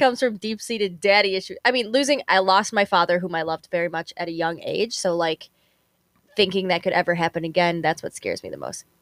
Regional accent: Chicago, Illinois, United States; Chicago really is my home

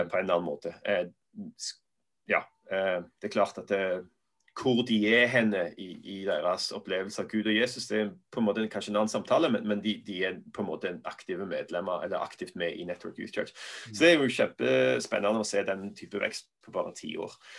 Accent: Norway; moved away as an adult; also born or lived in Sandnes / Belfast / England / United States; var vi litt hjemme i Norge

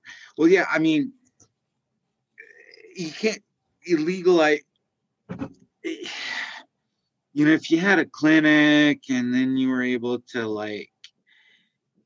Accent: California, United States; now in Utah, United States; I'm originally from California

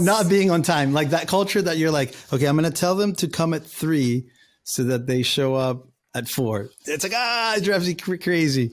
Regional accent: Valencia, Carabobo, Venezuela; English is a second language; now in United States; I grew up with Venezuela, we grew up together in Valencia

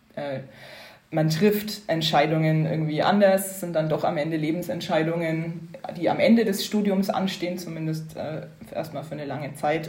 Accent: Upper Franconia, Bavaria, Germany; moved away as an adult; now in Brussels, Belgium; bin ursprünglich aus Oberfranken, gar nicht so weit weg von Bayreuth aufgewachsen

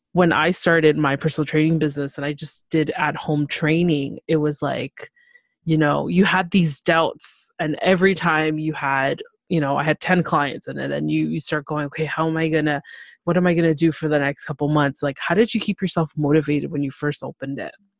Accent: Toronto, Ontario, Canada; I'm from Toronto, Canada

